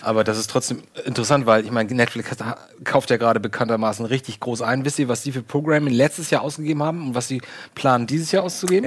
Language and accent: German; Lübeck, Schleswig-Holstein, Germany; Bei uns in Lübeck